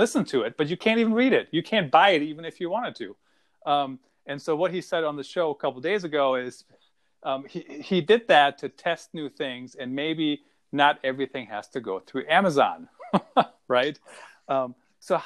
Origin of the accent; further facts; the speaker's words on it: Germany; moved away; I grew up in Germany